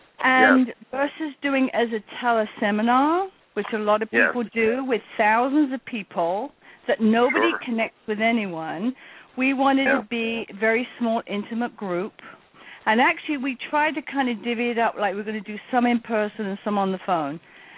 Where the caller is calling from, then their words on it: Brooklyn, New York, United States; I'm from Brooklyn.